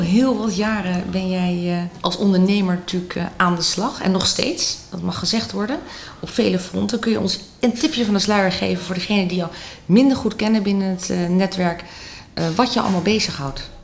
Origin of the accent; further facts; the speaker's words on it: Netherlands; wij eh, als Nederlanders